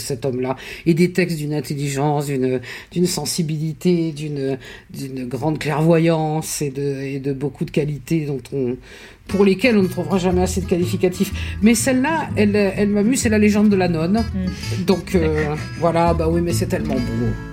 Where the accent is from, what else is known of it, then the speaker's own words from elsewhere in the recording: Toulouse, Occitania, France; Je suis pas né à Toulouse, moi j'ai grandi à Toulouse